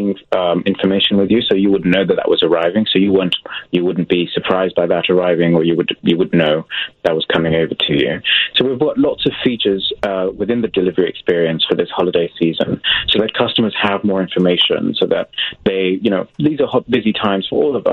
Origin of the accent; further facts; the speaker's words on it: England, United Kingdom; I'm from England